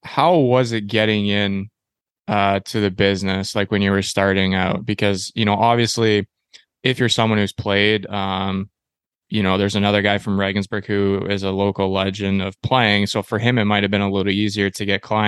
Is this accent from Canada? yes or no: yes; Canada; I grew up playing baseball in Canada.